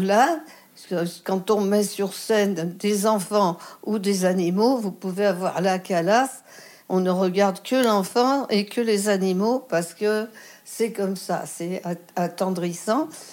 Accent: Lyon, Auvergne-Rhône-Alpes, France; also born or lived in Marseille; chez moi à Lyon

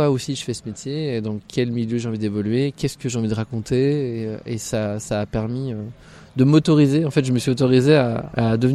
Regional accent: Bourgogne-Franche-Comté, France; moved away as an adult; now in Paris, France; De Franche-Comté.

